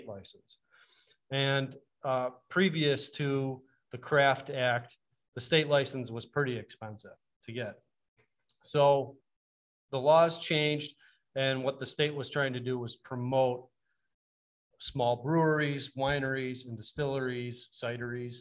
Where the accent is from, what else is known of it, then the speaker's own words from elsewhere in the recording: Attica, New York, United States; now in Bennington, United States; I grew up in Wyoming County, went to Attica, country boy